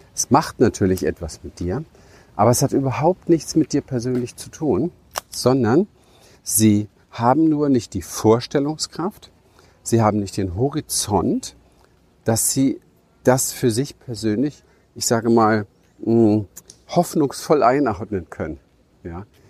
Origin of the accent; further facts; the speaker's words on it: Berlin, Germany; ich bin ja in Berlin im Hinterhof aufgewachsen